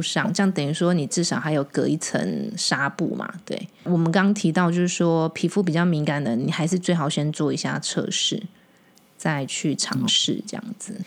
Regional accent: Taiwan; 我们讲台语

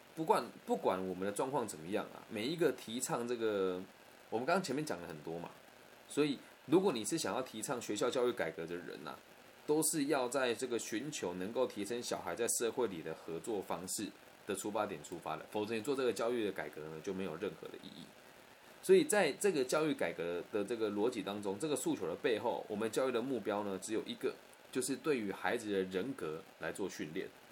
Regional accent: Taiwan; 小时候在台湾读书

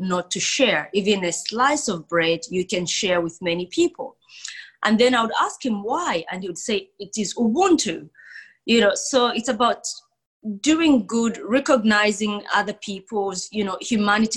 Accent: Zambia; now in Perth, Australia; I was born in Zambia in Southern Africa. And I always say this, that, you know, Zambia is the most peaceful country in Africa, never been at war. It's just beautiful. But growing up in Zambia

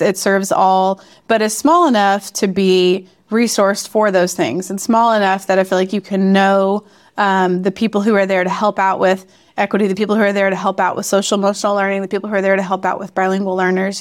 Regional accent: Memphis, Tennessee, United States; moved away as an adult; also born or lived in Chicago / Boston / Chattanooga; I'm originally from Memphis and taught in Chicago and outside of Boston as well, um, before life brought us to Chattanooga

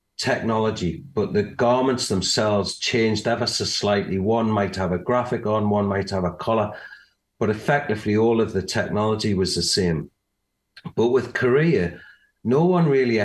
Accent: England, United Kingdom; with us being English

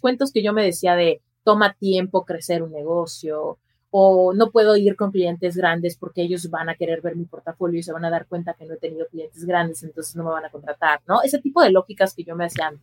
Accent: Mexico City, Mexico; moved away as an adult; now in Las Vegas, United States; yo soy mexicana, nací en la Ciudad de México y ahí crecí

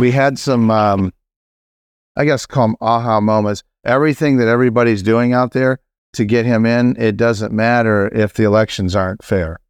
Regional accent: South Carolina, United States; I'm from South Carolina

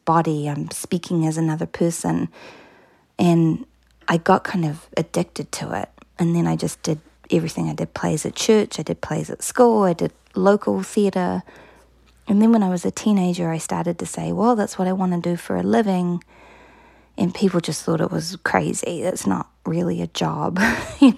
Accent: New Plymouth, Taranaki, New Zealand; I grew up in a town called New Plymouth in a province called Taranaki

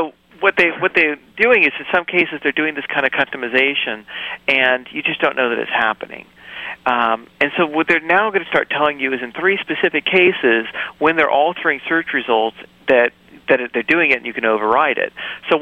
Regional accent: New York, United States; That's my view growing up in New York, right?

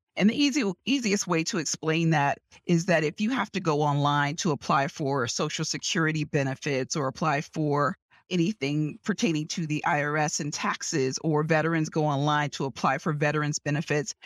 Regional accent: New York City, New York, United States; moved away as an adult; also born or lived in Houston; now in Washington, D.C. area, United States; I grew up in New York City. in Manhattan, on the Lower East Side of Manhattan

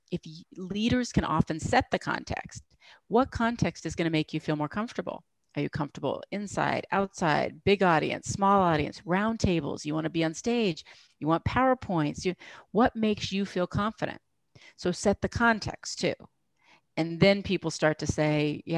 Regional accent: United States; being American

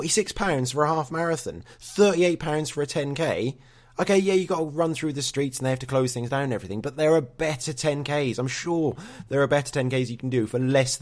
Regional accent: Norwich, East of England, United Kingdom; I'm from Norwich

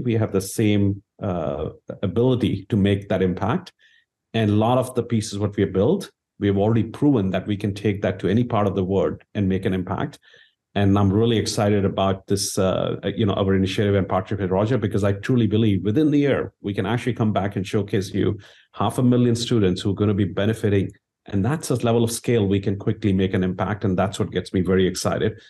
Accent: India; moved away; I grew up in India

